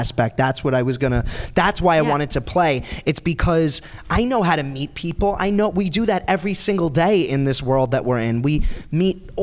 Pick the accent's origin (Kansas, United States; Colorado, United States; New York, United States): New York, United States; New York City; I grew up on Staten Island where everyone is kind of like me. They all like just are tan. They have accents like me.